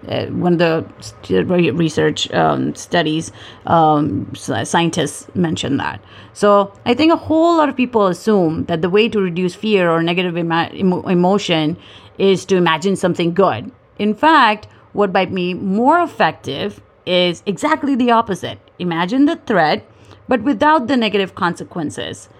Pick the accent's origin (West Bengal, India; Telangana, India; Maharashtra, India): Maharashtra, India; Mumbai; moved away as an adult; also born or lived in North Dakota / Manhattan, New York; I grew up in Bombay.